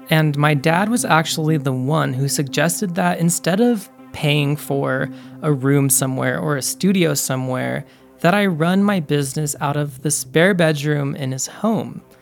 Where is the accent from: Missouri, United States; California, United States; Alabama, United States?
California, United States; So I grew up in Northern California. I am the youngest of three siblings, but we were all adopted, so none of us are blood relatives.